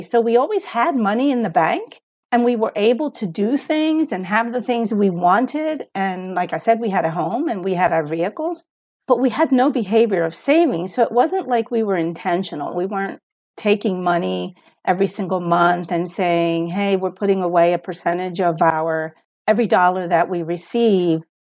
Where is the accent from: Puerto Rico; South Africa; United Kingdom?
Puerto Rico; moved away as an adult; also born or lived in United States; I was born in Puerto Rico, but we moved to the U S, and then I grew up in the U S, for part of my life, and then at thirteen, we moved back to Puerto Rico, and I was there through college